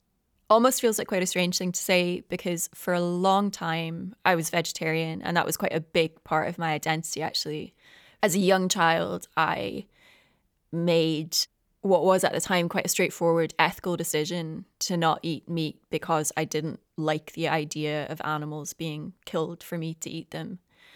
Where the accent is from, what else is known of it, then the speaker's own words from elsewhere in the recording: east coast of Scotland, United Kingdom; now in Glasgow, United Kingdom; I live in Glasgow, but I grew up on the east coast of Scotland in what used to be a fishing town, and it still is to a very limited extent. It's surrounded by the sea and by big arable farms.